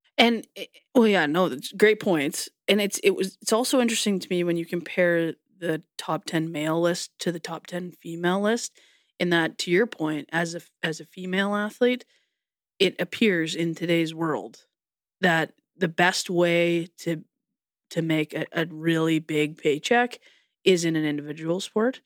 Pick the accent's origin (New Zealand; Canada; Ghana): Canada; as a Canadian person